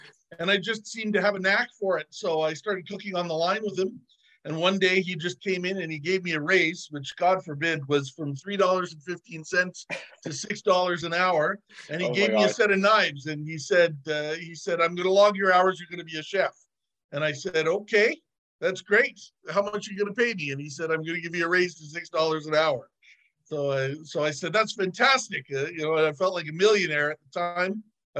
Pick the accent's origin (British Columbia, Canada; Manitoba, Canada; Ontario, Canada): Ontario, Canada; I got a job at a hotel in my hometown in Ontario as a young high school student